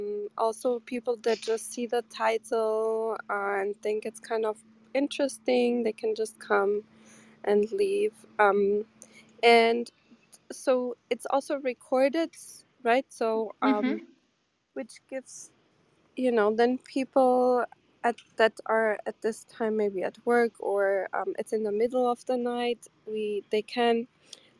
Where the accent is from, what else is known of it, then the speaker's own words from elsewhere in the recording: Germany; moved away as an adult; also born or lived in Porto, Portugal / Seville, Spain; now in New York, United States; I'm from Porto originally, but I grew up in Germany